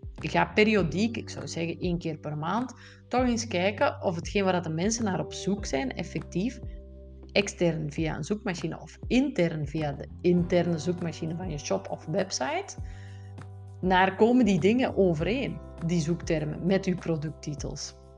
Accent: Belgium; Wist ik veel als Belg zijnde

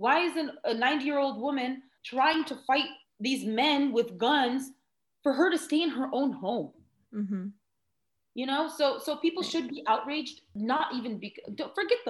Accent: United States; also born or lived in Palestine; I'm American

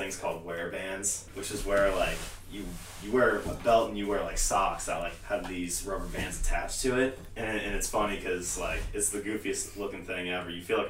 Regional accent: Akron, Ohio, United States; I'm actually from Akron.

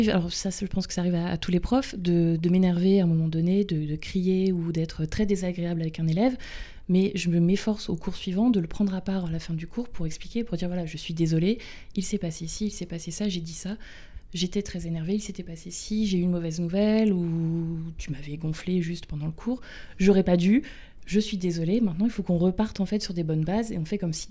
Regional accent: Bay of the Somme, Hauts-de-France, France; also born or lived in Luxembourg / Amiens; J'ai grandi dans une famille euh, classique, traditionnelle, euh, euh, plutôt normale en campagne, en baie de Somme.

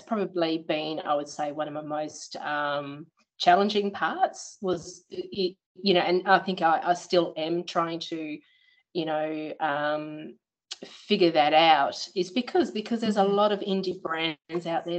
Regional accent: Perth, Western Australia, Australia; born or raised there; moved away as an adult; now in Beverley, Australia

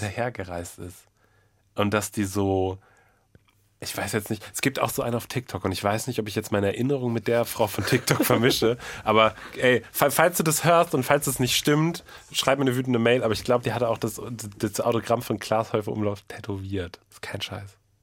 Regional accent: Münster, North Rhine-Westphalia, Germany; meiner Heimatstadt Münster

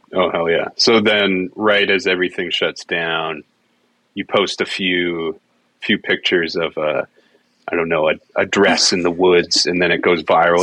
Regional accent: Alberta, Canada; I was from Alberta. I'm from Alberta

